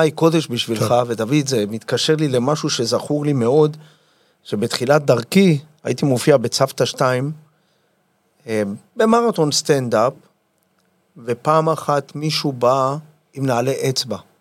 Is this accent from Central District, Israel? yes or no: yes; Yavne, Central District, Israel; נולדתי ביבנה